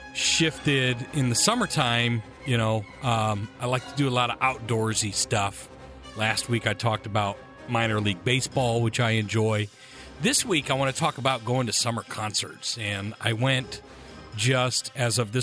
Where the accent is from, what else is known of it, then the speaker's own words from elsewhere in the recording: United States; also born or lived in Michigan / upstate New York; now in Eugene, United States; growing up in Michigan and upstate New York